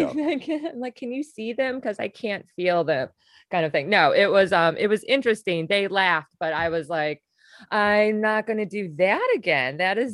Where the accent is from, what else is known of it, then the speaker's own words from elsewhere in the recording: Wisconsin, United States; I grew up in Wisconsin and little suburb outside of Milwaukee is where I went to high school